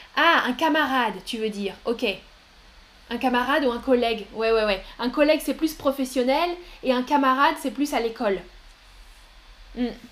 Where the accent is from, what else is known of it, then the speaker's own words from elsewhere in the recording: France; moved away as an adult; J'ai toujours habité en France. Je suis née en France et, euh, j'ai habité en France jusque, euh, récemment